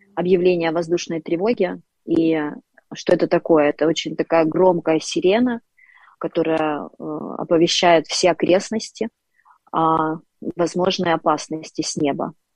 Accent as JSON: {"language": "Russian", "town": "Dnipro", "region": "Dnipropetrovsk Oblast", "country": "Ukraine", "tie": "born or raised there", "said": "я коренная Днепропетровчанка, один из э, красивейших городов Украины. Я родилась и выросла в этом городе."}